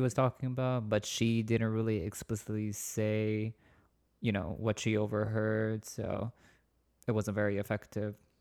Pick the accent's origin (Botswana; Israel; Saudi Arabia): Saudi Arabia; moved away; I'm originally from Saudi Arabia